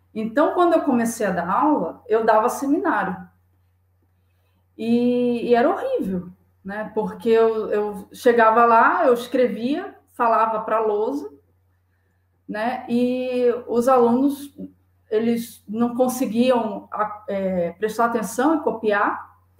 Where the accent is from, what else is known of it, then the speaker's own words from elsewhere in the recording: Saquarema, Rio de Janeiro, Brazil; moved away as an adult; also born or lived in Niterói / Salvador; now in São Paulo, Brazil; É, eu sou do Rio de Janeiro. Eu nasci em Saquarema, que é uma cidade do, da região litorânea, da região dos